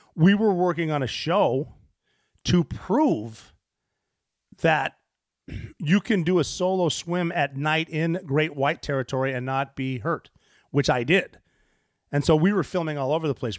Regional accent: Montana, United States; moved away; I grew up in Montana

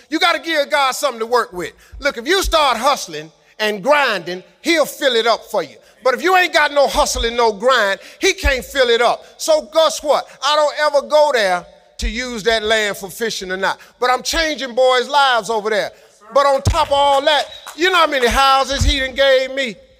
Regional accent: Cleveland, Ohio, United States; I'm from Cleveland.

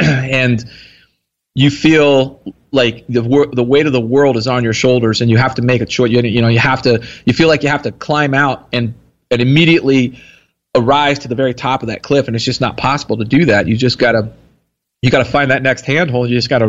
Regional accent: Texas, United States; Here in Texas.

